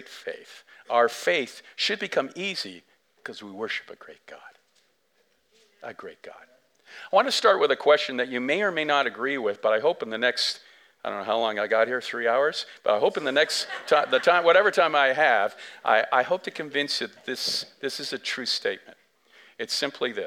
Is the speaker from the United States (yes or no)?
no; Canada; we as English Canadians